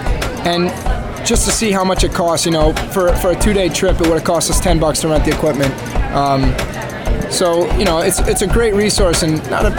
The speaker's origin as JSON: {"language": "English", "town": "York", "region": "Pennsylvania", "country": "United States", "moved": "as an adult", "lives_now": "Ithaca, United States", "said": "I'm from York, Pennsylvania."}